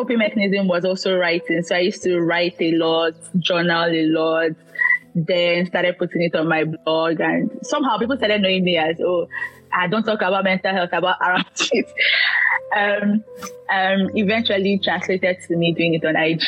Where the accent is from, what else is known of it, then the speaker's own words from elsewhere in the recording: Nigeria; I'm a Nigerian